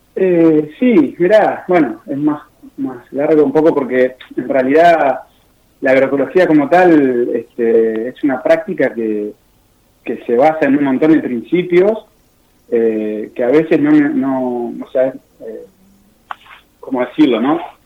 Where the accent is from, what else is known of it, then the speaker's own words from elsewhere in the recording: Paraná, Entre Ríos, Argentina; muchos integrantes de las que trabajamos ahí en la granja con la misma cooperativa somos de Paraná